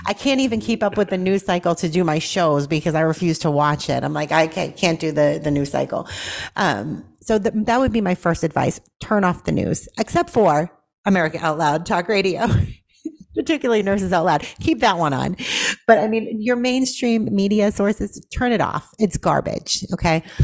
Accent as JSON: {"language": "English", "town": "Boston", "region": "Massachusetts", "country": "United States", "tie": "born or raised there", "moved": "yes", "lives_now": "Tennessee, United States", "said": "born and raised in Boston, Massachusetts"}